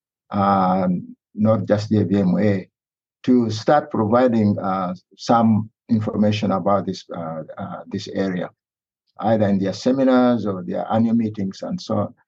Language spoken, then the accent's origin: English; Uganda; moved away; I was raised in Uganda around Lake Victoria